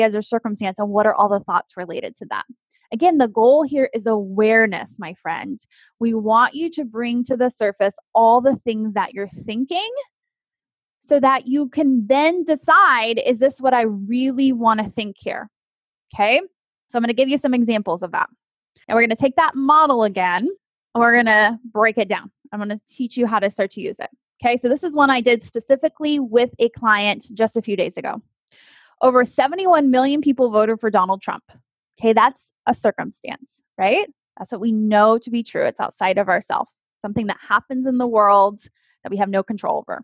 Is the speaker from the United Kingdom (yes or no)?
no; Texas, United States; I grew up in Texas